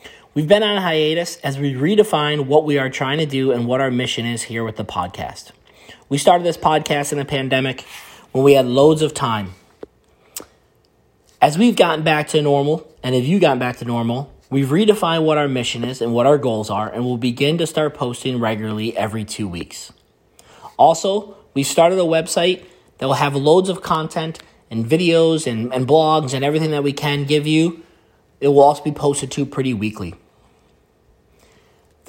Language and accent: English; United States; moved away as an adult; now in Canada; We're from the States. We moved up here a couple of years ago